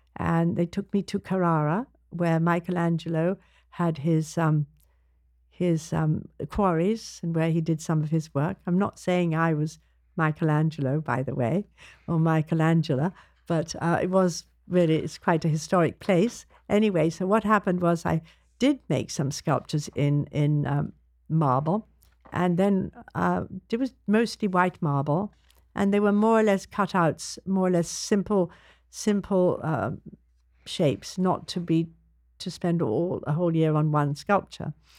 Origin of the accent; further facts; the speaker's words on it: London, United Kingdom; I grew up in London